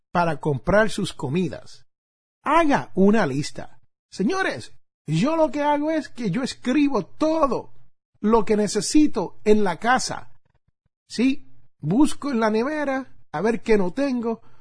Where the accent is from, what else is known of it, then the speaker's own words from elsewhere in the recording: Puerto Rico; cuando yo jugaba béisbol allá en mi isla de Puerto Rico y necesitaba un guante de béisbol, como le decimos nosotros allí en mi barrio, un guante de pelota.